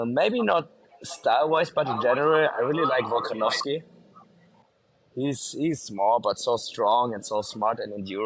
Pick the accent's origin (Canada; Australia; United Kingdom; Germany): Germany; now in Mexico; I'm born and raised in Germany